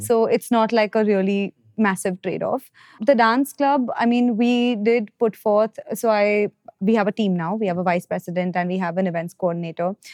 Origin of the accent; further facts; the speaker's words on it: Mumbai, Maharashtra, India; I'm from Bombay